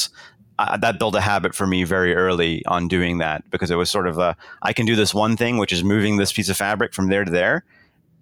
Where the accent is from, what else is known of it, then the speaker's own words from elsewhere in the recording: South Africa; moved away; I was born in South Africa.